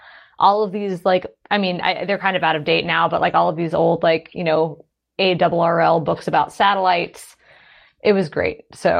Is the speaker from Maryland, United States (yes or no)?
no; Atlanta, Georgia, United States; now in Portland, United States; No, I'm from I'm initially from Atlanta, Georgia, I now live in Portland, Oregon.